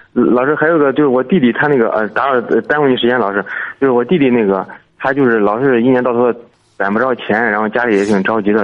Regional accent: Henan, China; moved away as an adult; now in Zhangjiakou, China; 我老家是河南的， 我现在在那个河北张家口

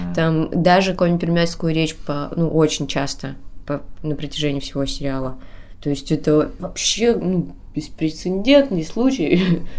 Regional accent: Kudymkar, Perm Krai, Russia; Я сама коми пермячка, я из Кудымкра, и знала эти легенды с детства

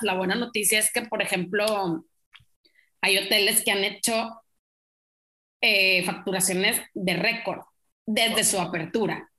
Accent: Mexico; como somos los mexicanos, pues chismosos

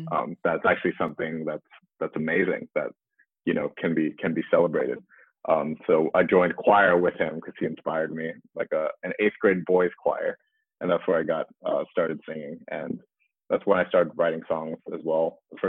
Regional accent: Beijing, China; moved away as an adult; also born or lived in Bay Area, United States; so I was born up in the Bay Area, but when I was six, my family, we moved back to China. So for most of my life, from when I was 6 to 18, I actually grew up in Beijing.

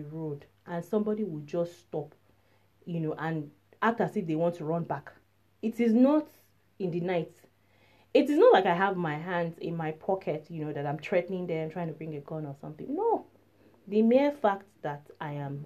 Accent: Nigeria; moved away; I'm from Nigeria.

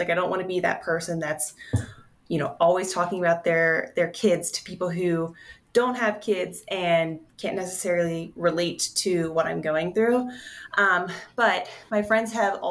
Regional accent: Pennsylvania, United States; now in Denver, United States; I'm actually from Pennsylvania

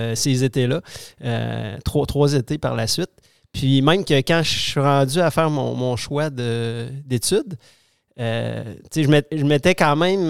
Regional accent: Quebec City, Quebec, Canada; je, suis né à Québec, j'ai grandi à Québec, j'ai fait mes études de primaire, secondaire, collégiale et universitaire dans, la ville de Québec

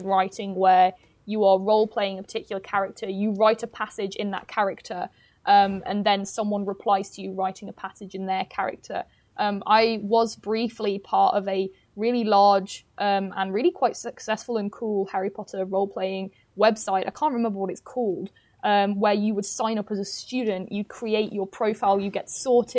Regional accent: Derby, East Midlands, United Kingdom; now in Newcastle, United Kingdom; I'm from Derby, and I live in Newcastle

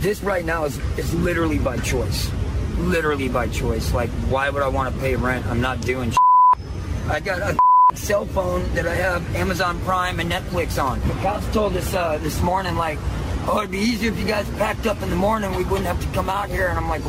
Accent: United States; now in San Francisco, United States; Louisiana, Texas area.

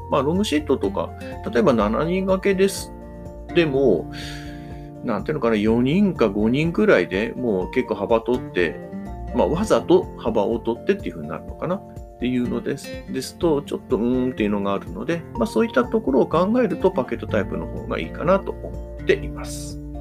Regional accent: Hamamatsu, Shizuoka, Japan; 私のいる地元の浜松

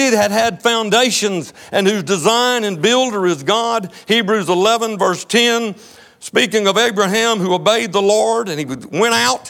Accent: Texas, United States; I'm from Texas. I'm proud to be an American. I'm more proud to be a Texan

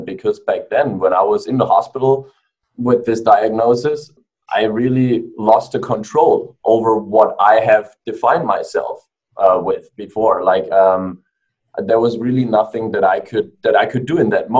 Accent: Germany; moved away as an adult; also born or lived in Australia; now in United States; I was born and raised in Germany

